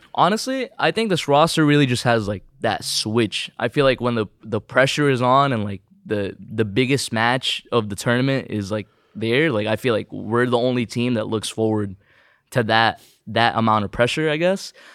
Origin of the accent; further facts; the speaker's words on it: Southern California, United States; first language Tagalog; English is a second language; also born or lived in Philippines; I moved here when I was, uh, around three, four years old?